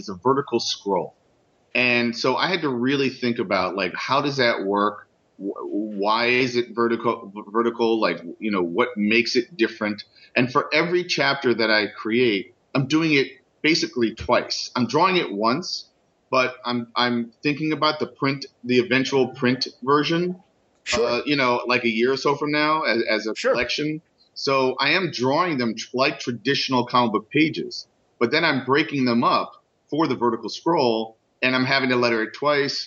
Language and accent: English; New York City, New York, United States; also born or lived in Brooklyn; I was born and raised in the Upper West Side of Manhattan, I moved here to Brooklyn over 19 years ago